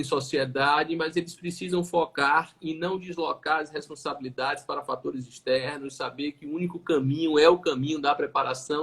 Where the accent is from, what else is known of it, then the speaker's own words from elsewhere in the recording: Salvador, Bahia, Brazil; como sou daqui de Salvador, como sou da Bahia